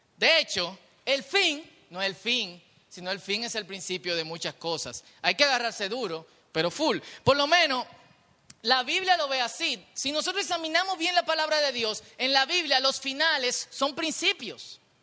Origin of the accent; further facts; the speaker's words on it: Dominican Republic; nosotros que somos dominicanos y vivimos en un país peligroso